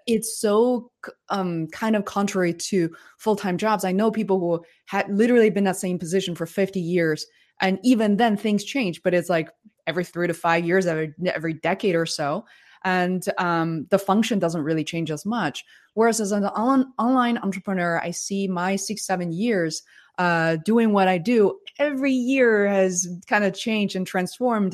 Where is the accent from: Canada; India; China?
China; born or raised there; English is a second language; moved away